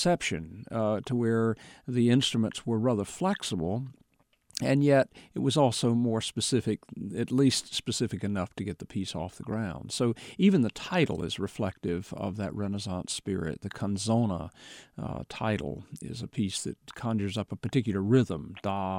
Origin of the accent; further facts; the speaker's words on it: Charlotte, North Carolina, United States; Charlotte, which happens to be my hometown as well